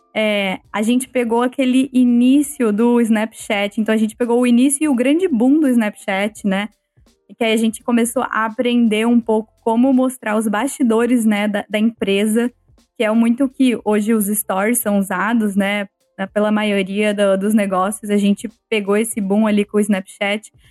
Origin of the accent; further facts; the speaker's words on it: Ribeirão Preto, São Paulo, Brazil; moved away as an adult; now in Amsterdam, Netherlands; Ribeirão Preto, que é a cidade onde eu nasci e onde eu estudei até o final do colegial